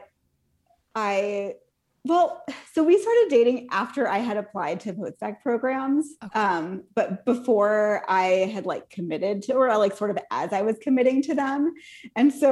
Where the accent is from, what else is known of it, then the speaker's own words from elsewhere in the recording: Southern California, United States; moved away as an adult; also born or lived in Chicago; I'm from Southern California